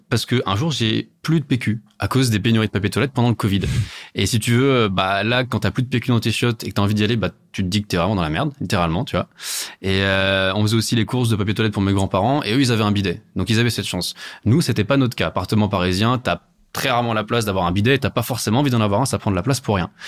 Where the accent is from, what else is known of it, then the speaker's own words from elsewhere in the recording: Italy; Alors, moi, je suis italien. Mes grands-parents, euh, ils ont des bidets naturellement.